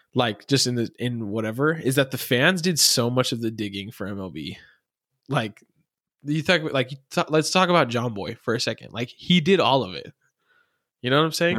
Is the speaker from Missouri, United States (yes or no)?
no; Arizona, United States; I'm from Arizona, so everyone's spring training is here